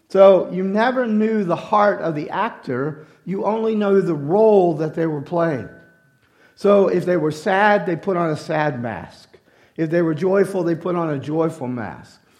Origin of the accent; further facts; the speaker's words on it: Louisiana, United States; I'm a Cajun and I like red beans and rice with sausage.